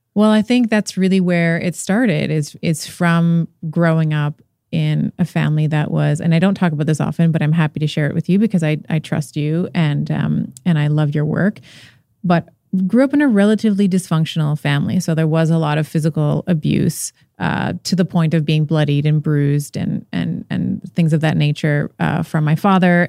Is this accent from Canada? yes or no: yes; Canada; I'm Canadian, uh, born in Canada, but father is Portuguese. mother is Lebanese